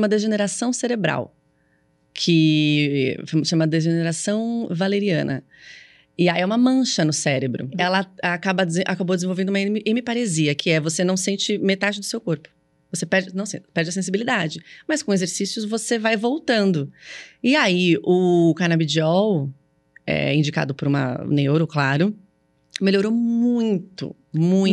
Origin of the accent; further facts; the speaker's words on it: São Paulo, Brazil; sou paulista, eu falo assim